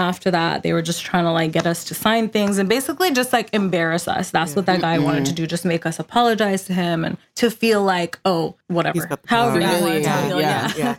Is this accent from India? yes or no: yes; India; I think it's part of our culture because I'm Indian.